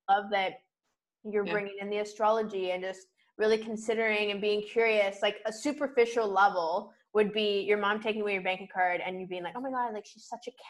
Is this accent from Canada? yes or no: yes; Vancouver Island, British Columbia, Canada; moved away; also born or lived in Toronto; I'm from Vancouver Island